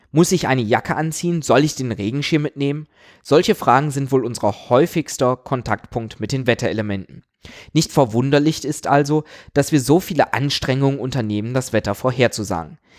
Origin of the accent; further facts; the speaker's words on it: Aachen, North Rhine-Westphalia, Germany; Ich komme aus Aachen